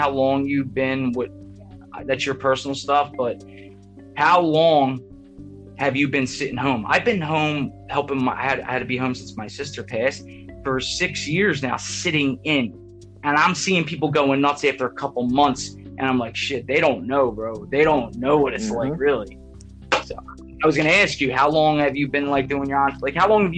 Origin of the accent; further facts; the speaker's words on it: Philadelphia, Pennsylvania, United States; I grew up in Philly, South Philly.